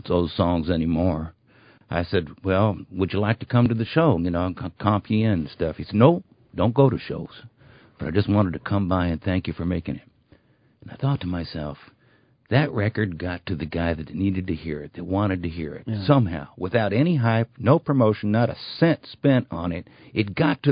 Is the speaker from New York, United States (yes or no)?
yes; New York City, New York, United States; moved away; I am from Brooklyn